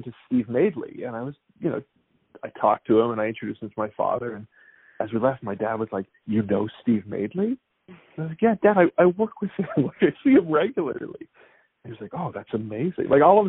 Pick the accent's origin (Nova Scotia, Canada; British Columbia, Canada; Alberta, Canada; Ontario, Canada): Ontario, Canada; Ottawa; I grew up in Ottawa too